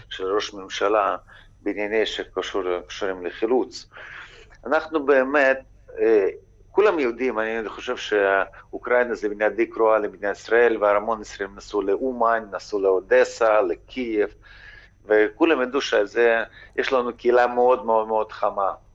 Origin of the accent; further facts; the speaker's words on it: Ukraine; בתור אזרח אוקראיני